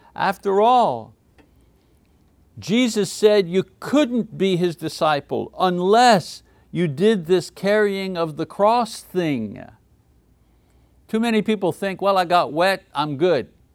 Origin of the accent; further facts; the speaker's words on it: Montreal, Quebec, Canada; moved away; Montreal, my hometown in French Canada